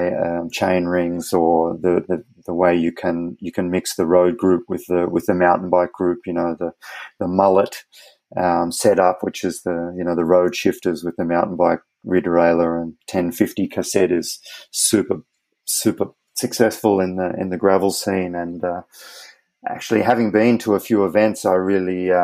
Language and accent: English; Australia; as an Australian